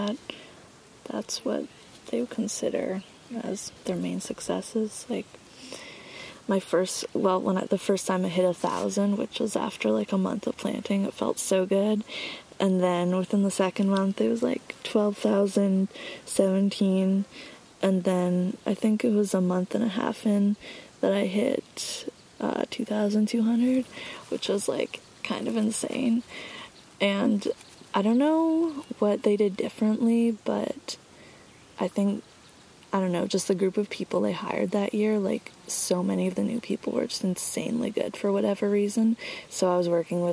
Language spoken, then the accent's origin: English; Cortes Island, British Columbia, Canada; growing up on Cortes